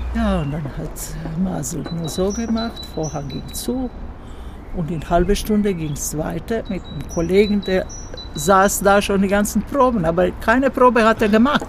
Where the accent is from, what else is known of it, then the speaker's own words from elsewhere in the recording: Zagreb, City of Zagreb, Croatia; hier in äh, Zagreb, mhm. weil das meine Heimatstadt ist